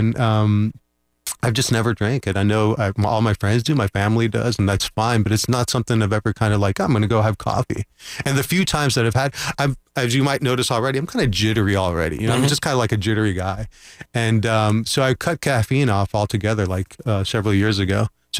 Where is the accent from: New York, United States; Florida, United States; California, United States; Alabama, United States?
Florida, United States; Orlando; I grew up in Orlando. So I've been here since I was 3 years ago.